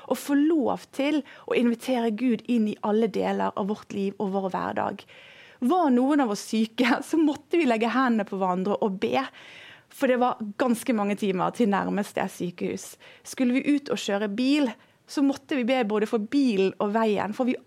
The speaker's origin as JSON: {"language": "Norwegian", "country": "Indonesia", "tie": "born or raised there", "said": "Jeg har vokst opp i Indonesia. Der jobbet mine foreldre som misjonærer. Og vi bodde langt, langt ute i en jungel."}